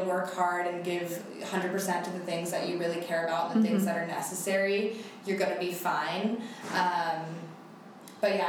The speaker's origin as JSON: {"language": "English", "region": "Northern California", "country": "United States", "tie": "born or raised there", "said": "I grew up in NorCal"}